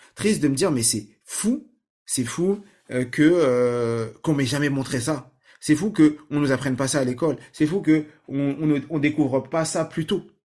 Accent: Saint-Ouen, Île-de-France, France; moi j'ai grandi à Saint-Ouen, en 93, vers Porte de Clignancourt

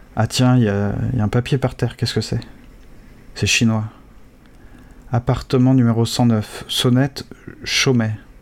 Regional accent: France; en tant que Français

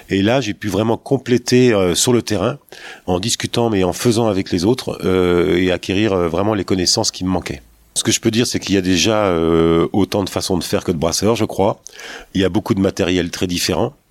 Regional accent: Nevers, Bourgogne-Franche-Comté, France; also born or lived in Paris; Tu quittes Paris pour euh, venir t'installer à Nevers, d'où tu es originaire d'ailleurs.

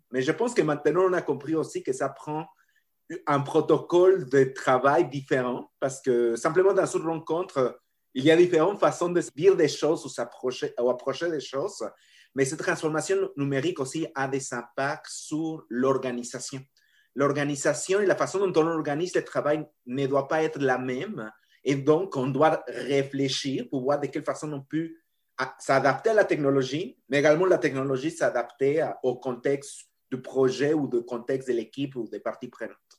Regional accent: Mexico; accent: latino; French is a second language; moved away as an adult; j'ai mon accent latino et je suis né au Mexique. Euh, et bon, j'ai grandi au Mexique

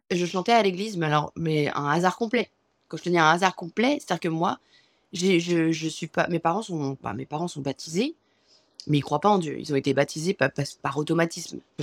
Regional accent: France; moved away as an adult; now in New York, United States; je suis française

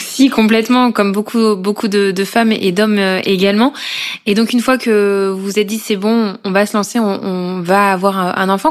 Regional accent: Corrèze, Nouvelle-Aquitaine, France; moved away as an adult; now in Paris, France

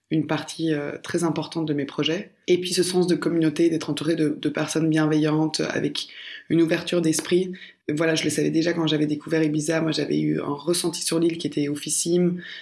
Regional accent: Belgium; parce que oui, je viens de Belgique et je connais mon pays. Par contre, qui je suis et ce que je représente a été énormément inclus par les pays dans lesquels j'ai vécu. Donc aujourd'hui, euh, bien sûr, je suis belge d'origine.

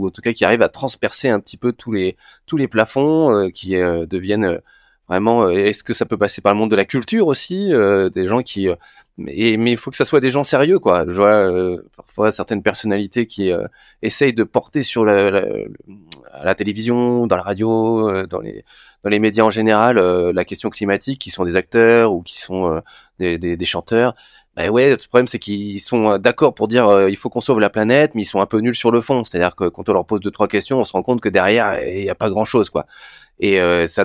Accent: Paris, Île-de-France, France; comme je suis parisien, avant que les pommes de terre arrivent, dans mon frigo

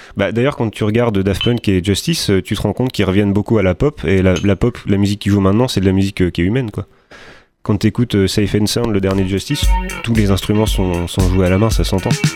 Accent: France

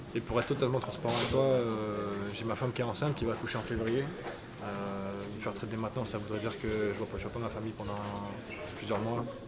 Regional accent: France

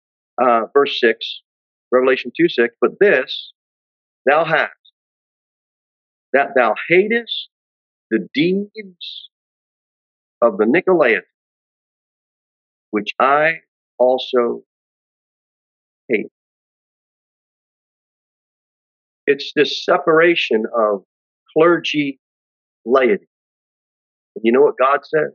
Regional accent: United States; We as Christians, as American Christians

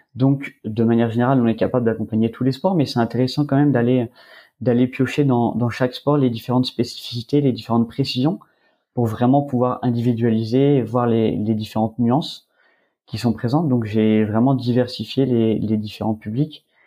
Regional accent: Var, Provence-Alpes-Côte d'Azur, France; je suis originaire du Var

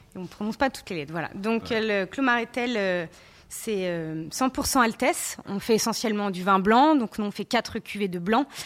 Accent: Savoie, Auvergne-Rhône-Alpes, France; moved away as an adult; also born or lived in Bordeaux; je suis native de la Savoie

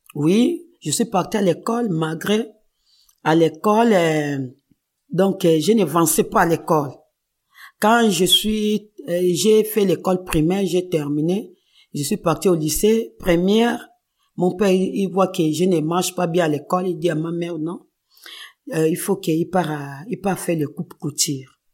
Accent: Kinshasa, DR Congo; moved away; moi, je suis née à Kinshasa, RDC. Je suis grandi à Kinshasa.

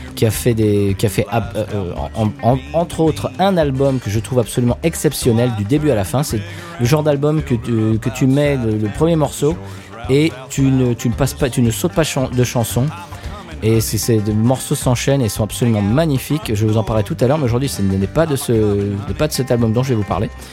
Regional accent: near Marne-la-Vallée, Île-de-France, France; now in United States; j'ai grandi à Net sur marne qui est à côté de Marne-la-Vallée

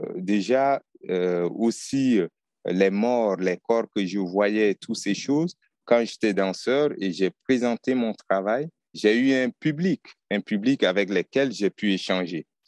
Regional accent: Chad; je suis tchadien

